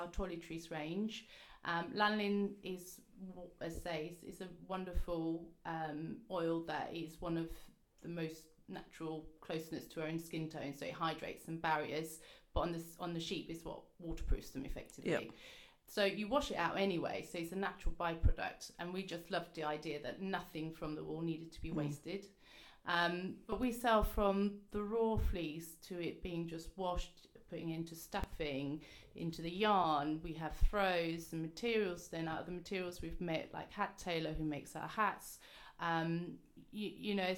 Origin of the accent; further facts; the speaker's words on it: United Kingdom; as British farmers